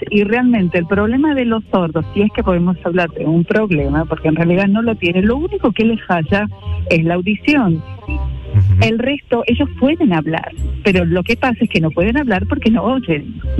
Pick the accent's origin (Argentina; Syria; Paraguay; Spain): Argentina; Mendoza; now in San Pedro Sula, Honduras; Eh, de Argentina. De Argentina.